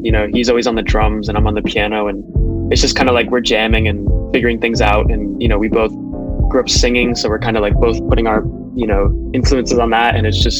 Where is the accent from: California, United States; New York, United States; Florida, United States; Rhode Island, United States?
Rhode Island, United States; Newport; I'm from Newport, Rhode Island. Shout out Newport. I come from a musical family as well